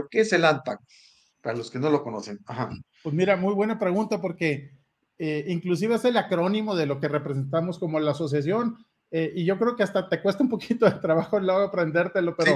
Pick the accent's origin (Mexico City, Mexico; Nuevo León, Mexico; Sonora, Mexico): Sonora, Mexico; Hermosillo; yo soy originario de Hermosillo, de Sonora